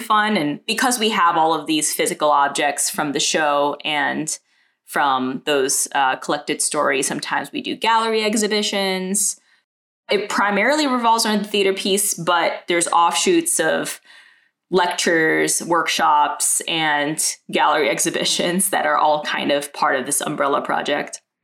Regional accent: New York City, New York, United States; also born or lived in Manhattan; I was born and raised in Brooklyn, and my parents moved to America in the 70s.

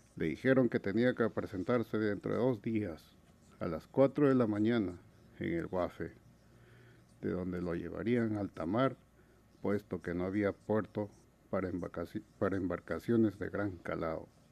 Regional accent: La Oroya, Junín, Peru; moved away; Yo soy de Perú. Vengo de una pequeña ciudad metalúrgica, minera, que queda en los Andes peruanos, llamada La Oroya.

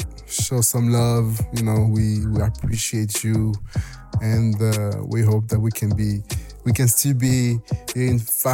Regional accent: France; accent: French; English is a second language; Sorry by my French accent. No, I shouldn't apologize for it. I embrace my French accent.

